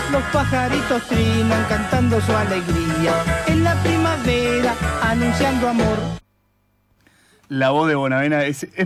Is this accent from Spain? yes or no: no; Argentina; Soy blanco y argentino.